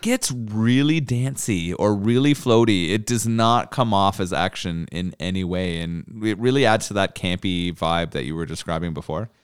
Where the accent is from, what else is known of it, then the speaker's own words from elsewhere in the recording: Canada; As a Canadian